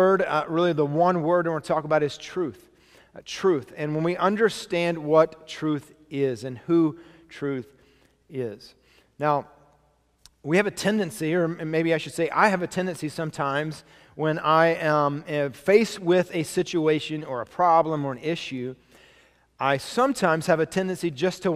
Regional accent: United States; I was born in America.

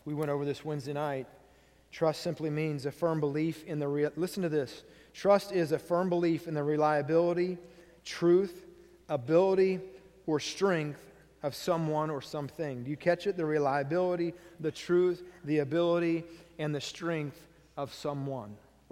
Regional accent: United States; me as an American

